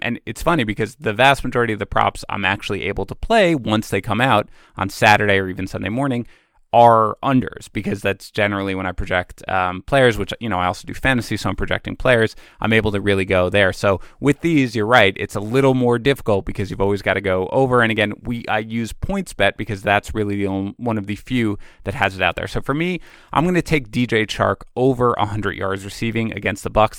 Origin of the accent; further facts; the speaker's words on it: New York City, New York, United States; I'm from Queens